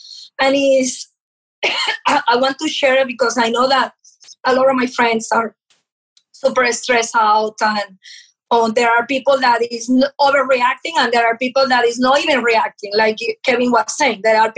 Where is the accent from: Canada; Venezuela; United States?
Venezuela; first language Portuguese; English is a second language; moved away; also born or lived in Portugal; I came from Venezuela. My parents are from Portugal. And I moved to Venezuela without speaking Spanish. I was speaking Portuguese.